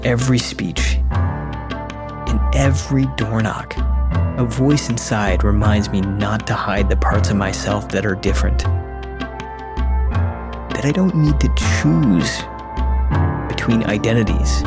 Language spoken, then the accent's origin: English; a suburb just outside of Detroit, Michigan, United States; moved away; I'm back in my hometown, a suburb just outside of Detroit